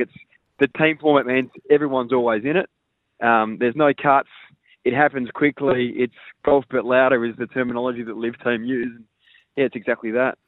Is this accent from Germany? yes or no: no; Adelaide, South Australia, Australia; as a local guy from Adelaide